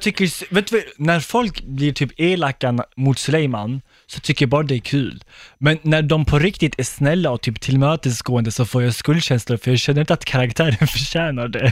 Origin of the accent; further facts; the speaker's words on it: Skåne, Sweden; moved away as an adult; now in Gothenburg, Sweden; jag är inte från Stockholm, jag är från Skåne egentligen. Jag bor i Göteborg